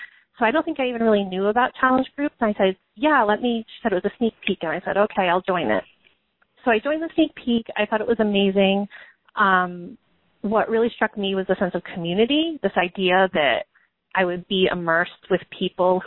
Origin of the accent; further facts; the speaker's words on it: Massachusetts, United States; I'm from Massachusetts, and that's where I am now. We've kind of moved all over, but I live in Massachusetts